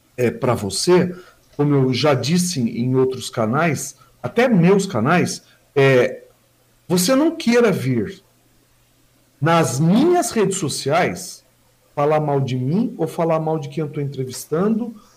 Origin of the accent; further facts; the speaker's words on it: Mogi das Cruzes, São Paulo, Brazil; now in Suzano, Brazil; eu nasci na Vila Natal. Eu tive uma infância bem tranquila